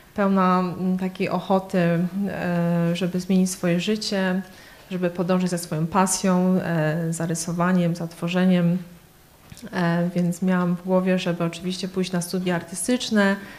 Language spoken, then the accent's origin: Polish; Poland; moved away as an adult; also born or lived in Kraków / Łódź / Warsaw; now in London, United Kingdom; Pochodzę z małej miejscowości między Krakowem a Katowicami